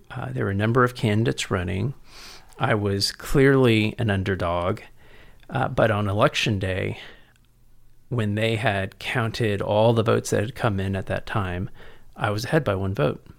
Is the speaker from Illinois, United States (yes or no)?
no; San Antonio, Texas, United States; also born or lived in College Station / Cambridge, Massachusetts / San Francisco; I was born and raised here in San Antonio, and graduated from Central Catholic